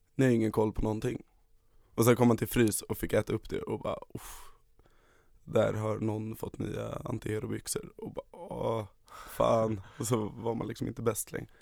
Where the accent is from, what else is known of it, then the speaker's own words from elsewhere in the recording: Stockholm, Stockholm County, Sweden; Och det är precis där jag växte upp. Det är en lägenhet som ligger precis ovanför skateparken